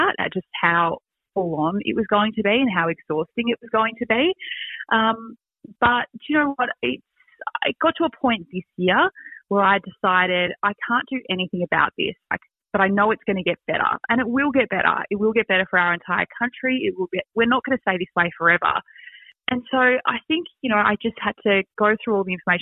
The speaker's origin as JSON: {"language": "English", "country": "Australia", "said": "we are Australian"}